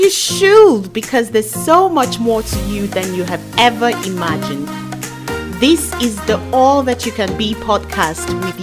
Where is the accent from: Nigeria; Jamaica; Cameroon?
Nigeria; I'm Nigerian and some of you would not. So just to put it out there that I'm from Nigeria.